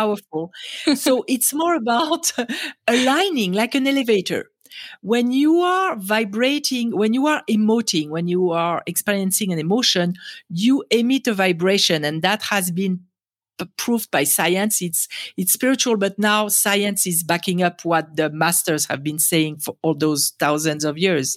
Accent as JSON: {"language": "English", "country": "France", "tie": "born or raised there", "second_language": "English", "moved": "as an adult", "lives_now": "United States", "said": "I was born in France and raised in France, and, um, I came to America"}